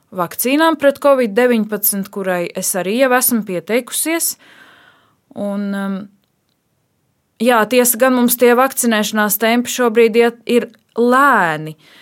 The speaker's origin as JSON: {"language": "Latvian", "town": "Dobele", "region": "Dobele Municipality", "country": "Latvia", "tie": "born or raised there", "also_born_or_lived": "Riga", "said": "es esmu dzimusi un augusi Dobelē"}